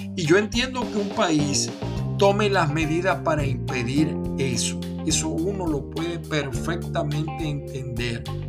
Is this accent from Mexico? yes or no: no; Venezuela; now in United States